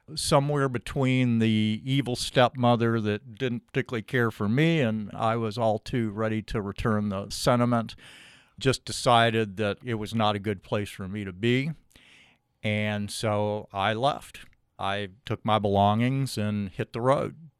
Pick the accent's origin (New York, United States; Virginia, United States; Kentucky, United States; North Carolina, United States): Kentucky, United States; Louisville; moved away as an adult; also born or lived in Boulder / Alaska; I am a Louisville guy. As a little kid, grew up over in the Hikes Point area, pretty much East End kid, and went to Ballard High School